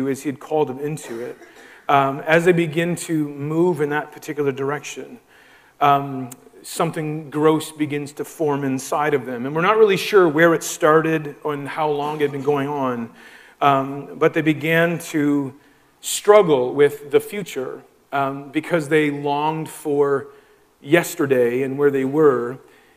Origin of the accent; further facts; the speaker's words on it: Moncton, New Brunswick, Canada; moved away as an adult; now in Prince Edward Island, Canada; Both of us kind of born and raised in the Moncton area